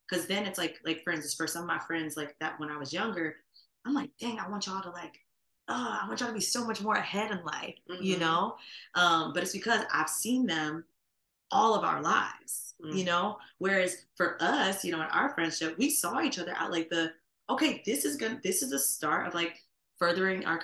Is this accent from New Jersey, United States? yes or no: yes; New Jersey, United States; moved away as an adult; now in Miami, United States; I moved away from Jersey. Like, I have a whole new world out here in Miami